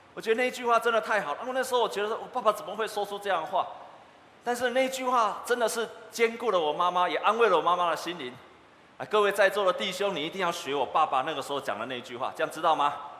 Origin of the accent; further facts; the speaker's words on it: Taiwan; 我们台湾人北部的台湾人